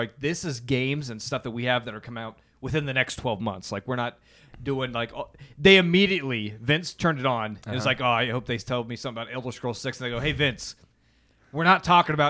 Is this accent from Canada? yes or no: no; United States; Because we're American.